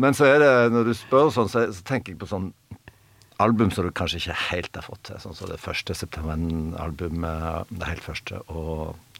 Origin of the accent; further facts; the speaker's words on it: Stavanger, Rogaland, Norway; vi kom liksom fra Stavanger